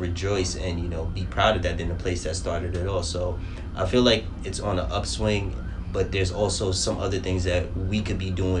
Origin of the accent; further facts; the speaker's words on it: New York City, New York, United States; now in Brooklyn, United States; I grew up in the Bronx and up until about 2 years ago, I moved out to Brooklyn.